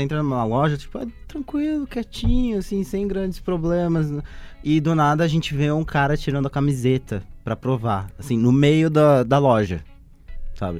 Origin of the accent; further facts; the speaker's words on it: Suzano, São Paulo, Brazil; now in Mogi das Cruzes, Brazil; Eu sou natural de Suzano